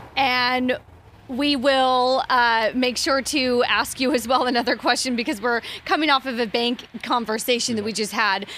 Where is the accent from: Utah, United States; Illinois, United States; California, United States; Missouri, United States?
California, United States; I'm from California